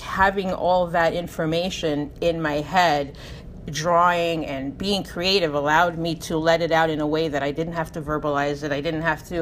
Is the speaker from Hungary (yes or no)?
yes; Hungary; moved away; Growing up in Hungary